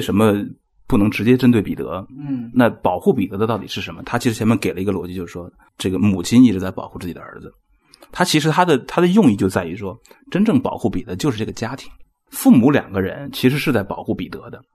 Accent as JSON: {"language": "Chinese", "country": "China", "said": "我们中国人感觉是凄厉的"}